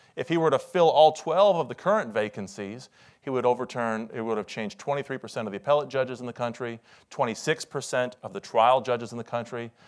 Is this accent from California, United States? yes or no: no; Iowa, United States; now in Washington, D.C., United States; I'm originally from Iowa, where in the last few weeks they've gotten twenty-six inches of snow.